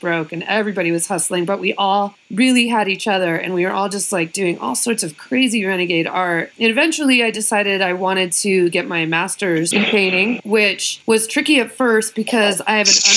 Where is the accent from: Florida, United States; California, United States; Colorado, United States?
Colorado, United States; also born or lived in Maryland / Bay Area; now in Los Angeles, United States; I was born in Maryland, but raised in Colorado